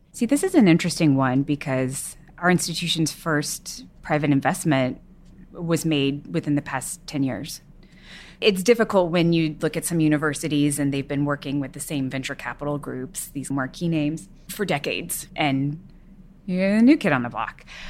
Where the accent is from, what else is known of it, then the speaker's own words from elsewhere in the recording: Texas, United States; I grew up in Texas